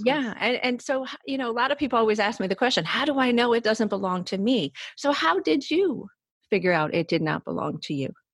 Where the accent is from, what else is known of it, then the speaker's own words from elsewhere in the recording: Cleveland, Ohio, United States; I, am born and raised in Ohio